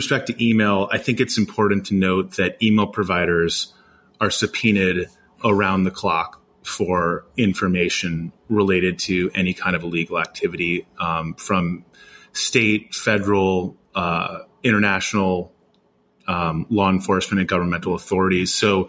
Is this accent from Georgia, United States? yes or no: no; New York, United States; Being a New Yorker and living in New York